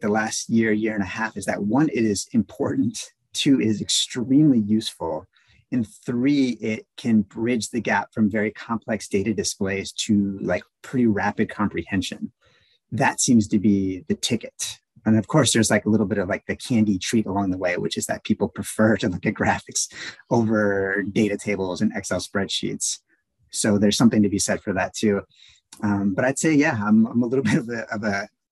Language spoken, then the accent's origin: English; Wisconsin, United States; moved away as an adult; I'm from Wisconsin. So I originally came from there